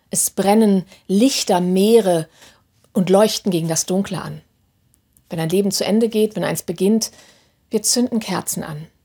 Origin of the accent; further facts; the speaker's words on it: Hannover, Lower Saxony, Germany; die letzten Samstag in meiner Heimatstadt Hannover aufmarschiert sind